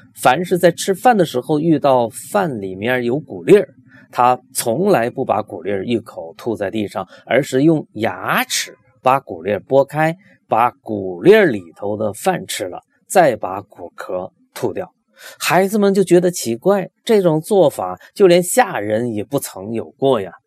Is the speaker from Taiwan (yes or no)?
no; Loudi, Hunan, China; 我的家乡就是湘军故里